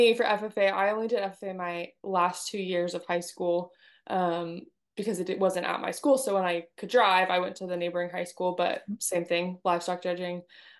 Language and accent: English; California, United States; now in Texas, United States; I grew up in California.